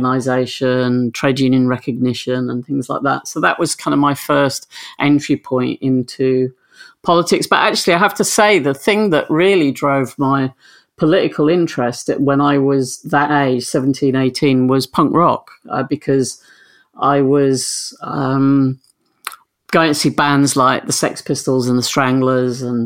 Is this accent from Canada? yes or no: no; Grimsby, Yorkshire and the Humber, United Kingdom; also born or lived in Switzerland; I moved back to my hometown of Grimsby